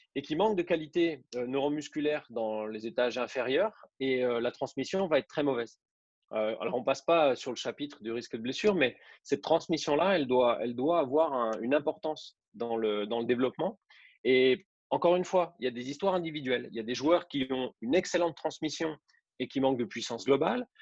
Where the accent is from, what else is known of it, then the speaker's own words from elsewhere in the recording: Besançon region, Bourgogne-Franche-Comté, France; moved away as an adult; also born or lived in Saint-Étienne; now in Nice, France; Je suis originaire de, la région de Besançon, en Franche-Comté